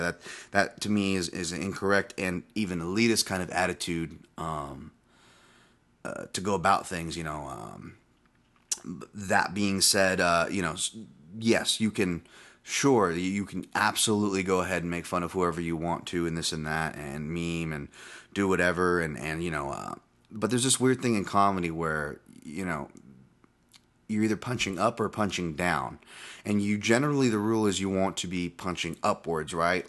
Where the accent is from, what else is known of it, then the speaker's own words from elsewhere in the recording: West Coast America, United States; also born or lived in Hawaii; I moved from Hawaii when I was six, and I'd go back to visit every year, but mainly grew up here in the United States, West Coast America